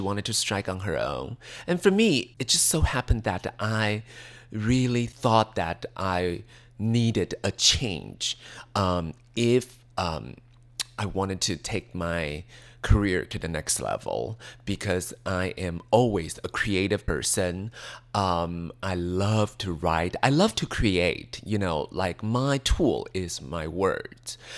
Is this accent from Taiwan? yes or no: yes; Taiwan; English is a second language; moved away as an adult; also born or lived in New York; growing up in Taiwan